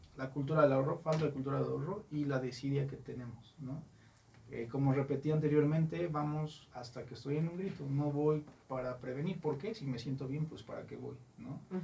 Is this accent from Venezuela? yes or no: no; Mexico; como buen mexicano